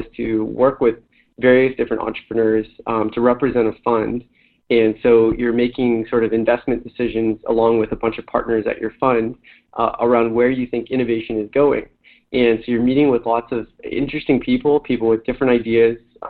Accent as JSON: {"language": "English", "area": "Bay Area and Silicon Valley", "region": "California", "country": "United States", "tie": "born or raised there", "said": "growing up in the Bay Area and Silicon Valley"}